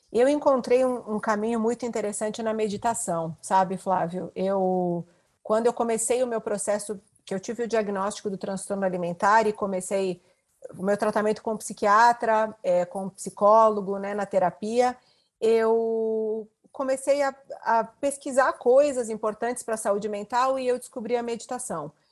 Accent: interior of Rio Grande do Sul, Brazil; a internet chegou na minha cidade, eu sou do interior do Rio Grande do Sul, eu já tinha 18 anos.

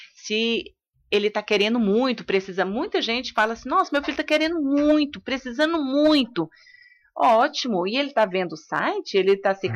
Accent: Luziânia, Goiás, Brazil; eu sou de Lusiânia

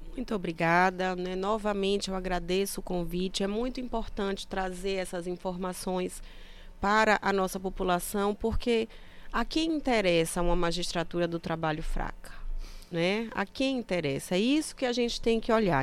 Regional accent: Sergipe, Brazil; moved away; also born or lived in Pará; Eu sou sergipana

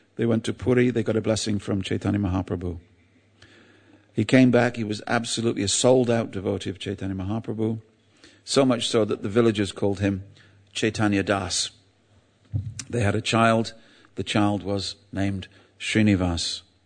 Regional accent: England, United Kingdom; I'm English

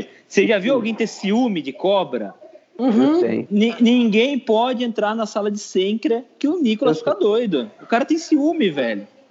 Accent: Sorocaba, São Paulo, Brazil; eu sou de Sorocaba

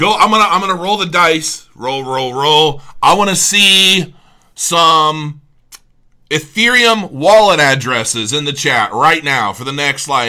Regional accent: Cincinnati, Ohio, United States; Cincinnati, which is my hometown

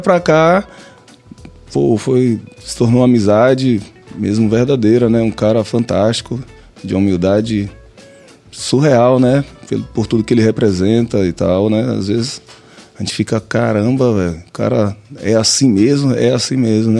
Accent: Catu, Bahia, Brazil; also born or lived in Pojuca, Bahia; eu nasci em Pojuca, né? Mas com um ano de idade eu fui para Catu. Então eu sou um pojucano catuense

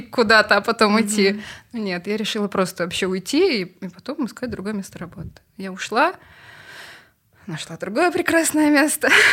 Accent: Kazakhstan; moved away as an adult; now in Russia; я из Казахстана

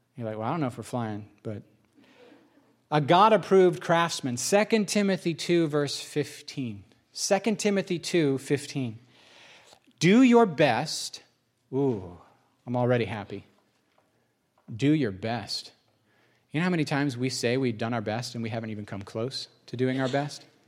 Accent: United States; I'm an American

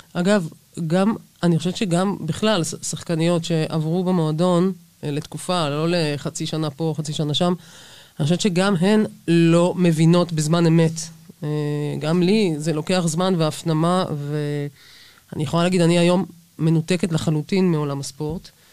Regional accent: Jerusalem, Jerusalem District, Israel; המועדון שבו גדלתי בירושלים

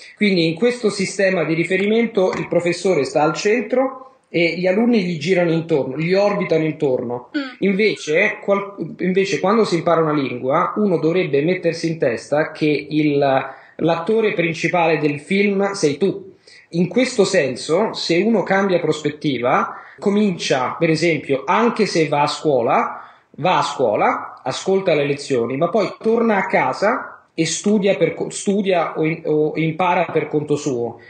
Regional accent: Rome, Lazio, Italy; sono di Roma, sono italiano, sono di Roma

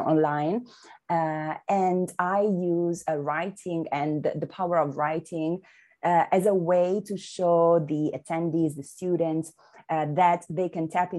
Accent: Milan, Lombardy, Italy; moved away as an adult; now in Amsterdam, Netherlands; I was born and raised in Milan, and then I relocated to Amsterdam, the Netherlands

